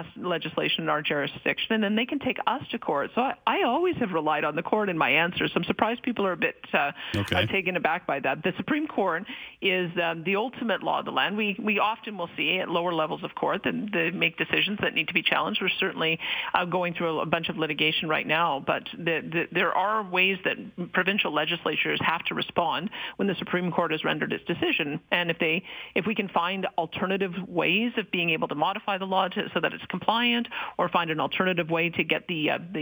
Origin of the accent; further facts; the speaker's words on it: Calgary, Alberta, Canada; I grew up in Calgary, but I made a decision to move to rural Alberta